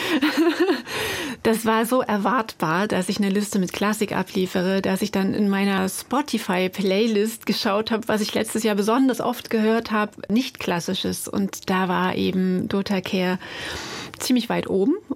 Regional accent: East Germany, Germany; Man war dort nicht besonders wohlgelitten als Ostdeutscher in der Grenzregion

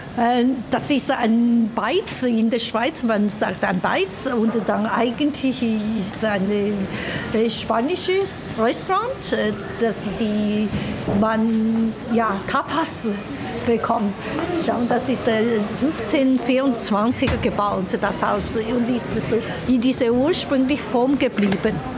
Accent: Chongqing, China; German is a second language; moved away as an adult; now in Zürich, Switzerland; damals in Chongqing und in meiner Heimat

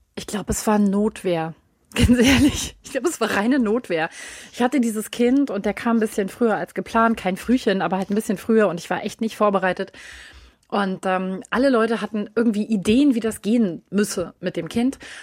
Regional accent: Berlin, Germany; Ich bin in Berlin aufgewachsen und also mitten, mitten, mitten in der Stadt

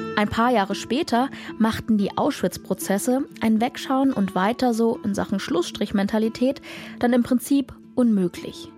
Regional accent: Saxony, Germany; Ich komme aus Sachsen

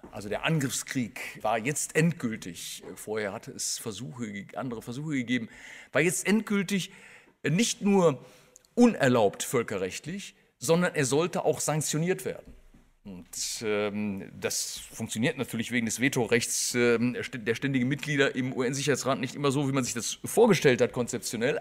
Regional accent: Germany; also born or lived in Bonn; als Deutscher

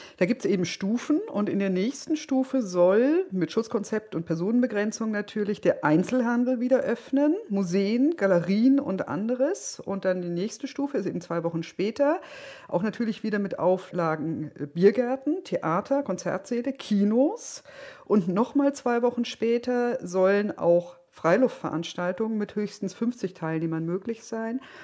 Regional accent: Berlin, Germany; als Berlinerin

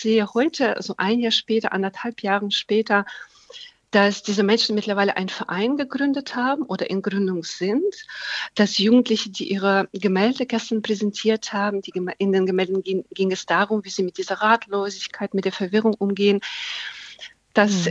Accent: Ukraine; now in Germany; da fühle ich mich als Ukrainerin

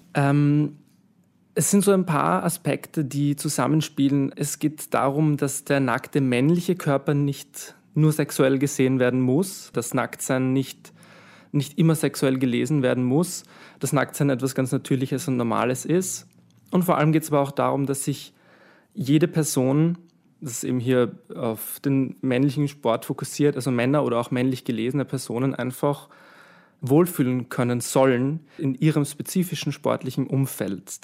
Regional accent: Vienna, Austria; ich bin aus Wien

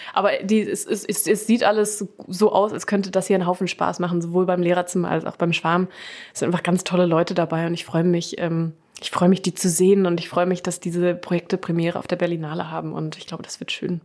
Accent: Germany; also born or lived in London; dass ich deutsch bin

